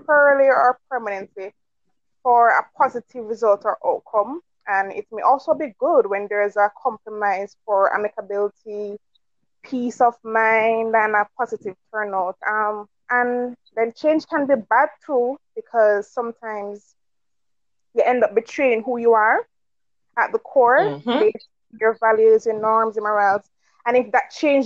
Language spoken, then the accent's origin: English; Jamaica; I'm from Jamaica, local girl.